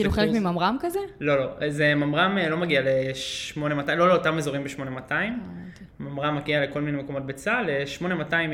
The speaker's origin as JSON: {"language": "Hebrew", "town": "Holon", "region": "Tel Aviv District", "country": "Israel", "tie": "born or raised there", "said": "אז חולון, כן, שם, אה, שם גדלתי."}